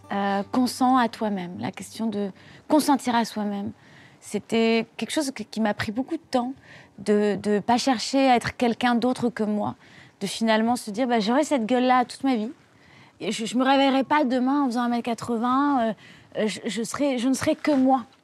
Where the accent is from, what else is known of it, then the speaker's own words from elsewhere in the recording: Hauts-de-France, France; born there; euh, moi, je suis née dans le Nord.